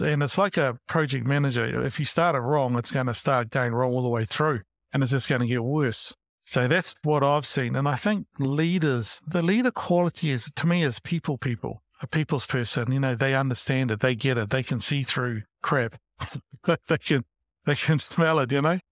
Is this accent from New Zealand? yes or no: yes; Porirua, Wellington, New Zealand; moved away; also born or lived in Christchurch / Hamilton / Auckland; I grew up in Porerua, Wellington